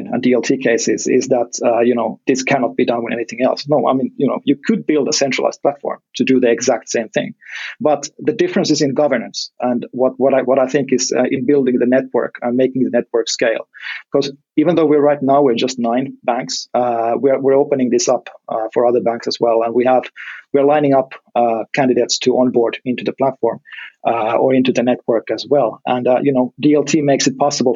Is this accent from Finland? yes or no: yes; Finland; my home country, Finland